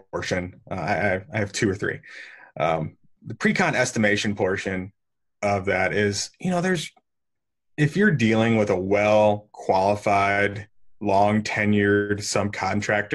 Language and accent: English; St. Louis, Missouri, United States; I've been born and raised in St. Louis and kind of never left, even for college.